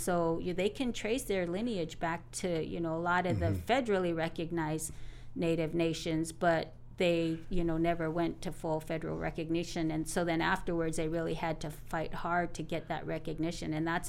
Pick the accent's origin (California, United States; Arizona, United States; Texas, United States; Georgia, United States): Arizona, United States; also born or lived in Montana; And so spent most of our years growing up in Arizona.